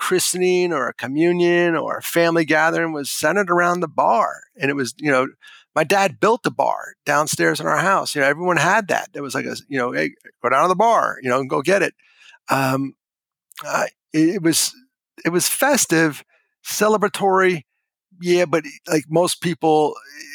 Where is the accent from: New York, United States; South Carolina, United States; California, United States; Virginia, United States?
New York, United States; Hudson Valley; moved away as an adult; also born or lived in Brooklyn, New York / Carlisle, Pennsylvania / Chicago, Illinois; Five kids, small house outside of New York. I was born in Brooklyn, but we moved in the suburbs, you know, up in the Hudson Valley.